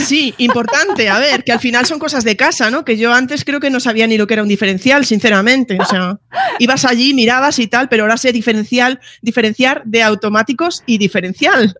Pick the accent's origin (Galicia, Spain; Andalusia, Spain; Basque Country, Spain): Galicia, Spain; yo ahí soy muy gallega